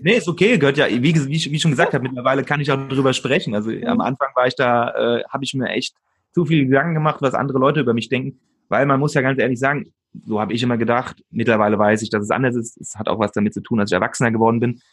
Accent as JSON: {"language": "German", "town": "Aschaffenburg", "region": "Bavaria", "country": "Germany", "tie": "born or raised there", "also_born_or_lived": "Switzerland", "moved": "as an adult", "said": "hier bei mir in meiner Heimatstadt in Aschaffenburg"}